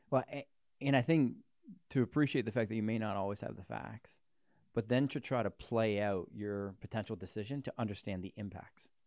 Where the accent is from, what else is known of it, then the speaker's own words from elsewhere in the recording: Canada; as a Canadian